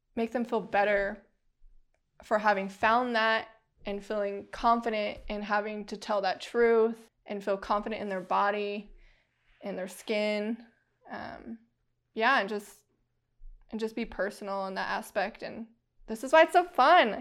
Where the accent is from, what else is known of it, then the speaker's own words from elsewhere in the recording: United States; I am Navajo and Ute, so I'm Native American, come from Navajo Nation